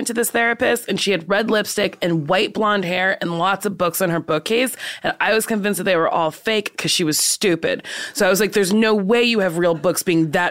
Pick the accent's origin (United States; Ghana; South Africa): United States; Lincroft, New Jersey; I am from Lincroft, New Jersey.